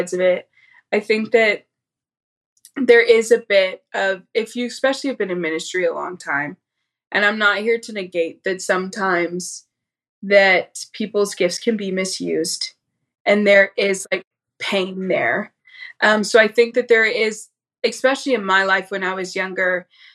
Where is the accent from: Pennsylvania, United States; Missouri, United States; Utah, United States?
Missouri, United States; St. Louis; now in Dallas, United States; I grew up in St. Louis